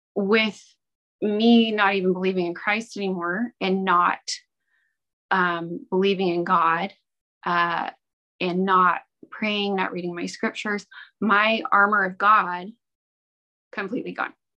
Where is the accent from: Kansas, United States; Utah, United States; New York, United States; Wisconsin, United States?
Utah, United States; Ogden; I was born and raised in Ogden, Utah